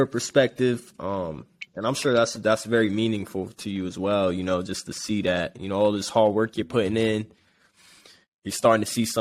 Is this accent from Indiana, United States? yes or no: no; New York, United States; moved away as an adult; now in Lexington, United States; I'm originally from New York